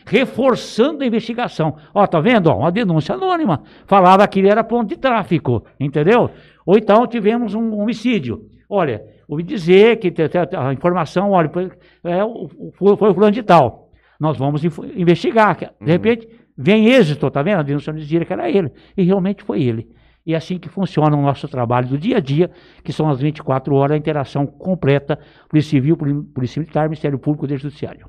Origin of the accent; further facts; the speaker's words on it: Palmeira d'Oeste, São Paulo, Brazil; also born or lived in Olímpia; eu nasci na cidade de Olímpia, mas eu vim muito pequeno pra região de Palmeira do Oeste. Eu sou filho, praticamente, de me considero filho de Palmeira do Oeste